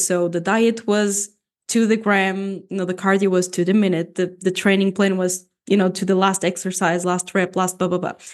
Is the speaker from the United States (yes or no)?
no; Portugal; first language Portuguese; English is a second language; also born or lived in Canada; Portuguese is my first language